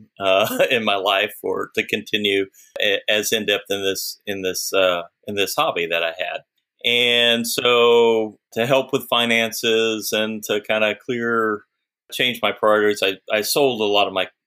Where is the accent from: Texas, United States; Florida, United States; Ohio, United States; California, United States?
Texas, United States; Austin; I grew up in Austin, and in Austin, there's lots of lakes